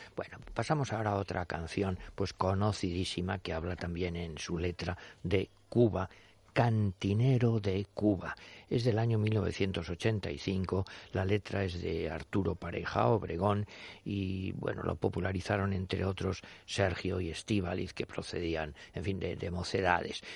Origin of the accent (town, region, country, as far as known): Spain